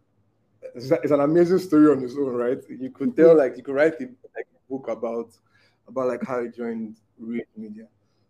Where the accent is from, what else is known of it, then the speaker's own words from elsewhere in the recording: Port Harcourt, Rivers State, Nigeria; moved away as an adult; now in Abuja, Nigeria; I grew up in Port Harcourt